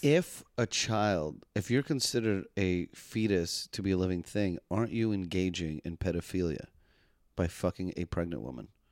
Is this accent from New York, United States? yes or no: yes; New York City, New York, United States; I grew up in Manhattan